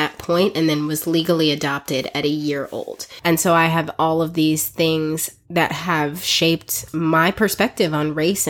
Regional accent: South Africa; So I was actually born and raised in South Africa. I am African by birth, and I spent half of my life raised in South Africa. Our parents were missionaries there for 23 years.

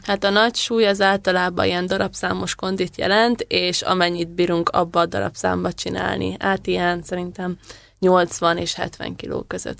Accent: Hungary; édesanyámék a Kási vízitelepen éltek, aztán én igazából ott nőttem fel

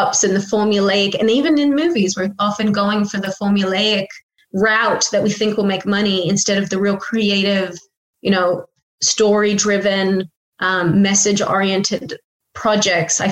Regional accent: Australia; born or raised there

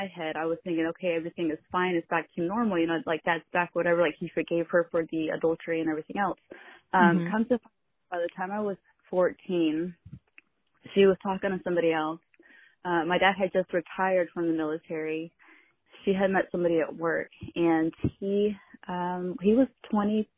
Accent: Missouri, United States; I grew up in Missouri

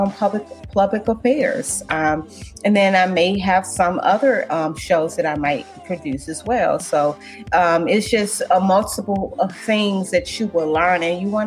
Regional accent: St. Louis, Missouri, United States; moved away as an adult; now in Washington, D.C., United States; I'm from St. Louis, Missouri

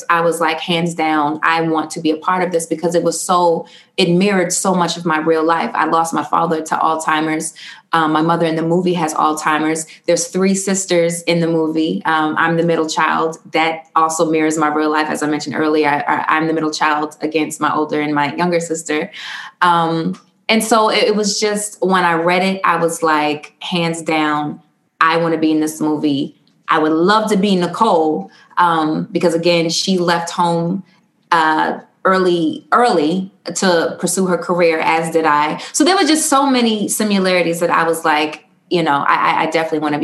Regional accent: Baltimore, Maryland, United States; we grew up in West Baltimore

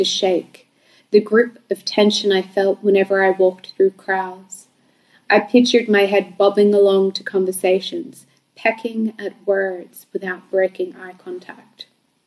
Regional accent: Bankstown, New South Wales, Australia; I grew up in Bankstown and I went to school in Sefton and Lidcombe

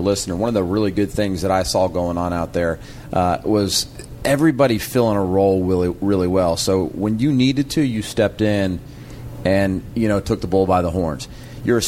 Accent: Georgia, United States; I'm from Georgia

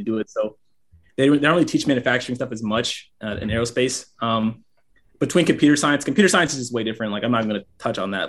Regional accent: Gwinnett County, suburb of Atlanta, Georgia, United States; moved away as an adult; now in Alabama, United States; I'm from Gwinnett, just suburb of Atlanta." So I pretty much lived there my entire life.

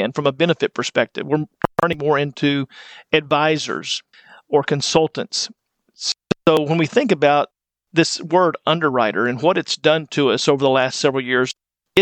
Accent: West Texas, United States; moved away as an adult; now in Wichita Falls, United States; I grew up in West Texas

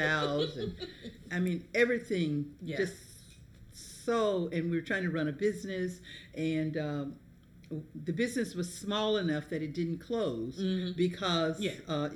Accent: Alabama, United States; I grew up in Alabama

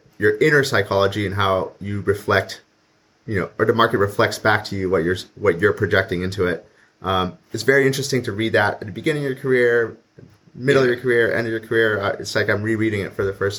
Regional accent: Canada; I'm also Canadian

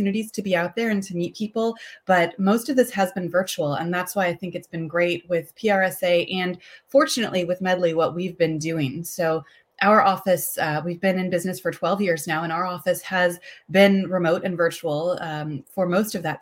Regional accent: Indiana, United States; also born or lived in Washington, D.C.; now in Houston, United States; I am originally from Indiana, spent some time in DC before coming down here to Houston

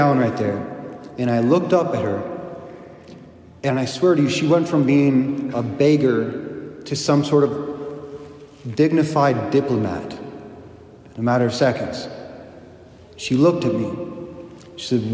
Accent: United States; I'm an American

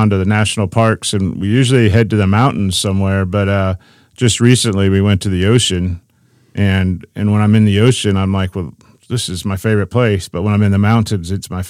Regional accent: Bradner, Ohio, United States; I grew up with them in Ohio at our little congregation in Bradner.

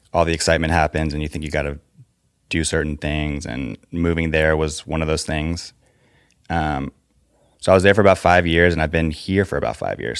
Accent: Fairfax, Virginia, United States; also born or lived in Los Angeles; now in Nashville, United States; Northern Virginia

